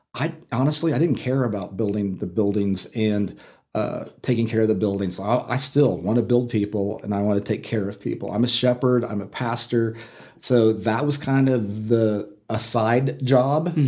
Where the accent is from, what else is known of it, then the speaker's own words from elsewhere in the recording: Oklahoma City, Oklahoma, United States; also born or lived in Atlanta, Georgia / Dallas, Texas; now in Amarillo, United States; I grew up in Oklahoma City.